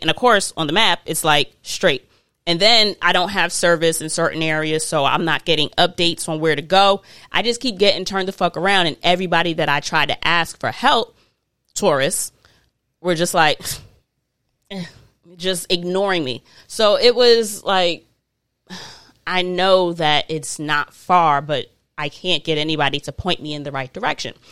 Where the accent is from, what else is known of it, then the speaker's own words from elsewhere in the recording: United States; I'm not African, I'm American